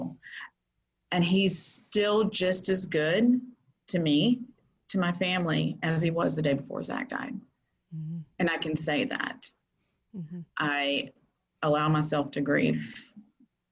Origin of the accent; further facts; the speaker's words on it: Florida, United States; moved away as an adult; also born or lived in Texas; I moved back to my hometown that I was never going to move back to, but I'm back here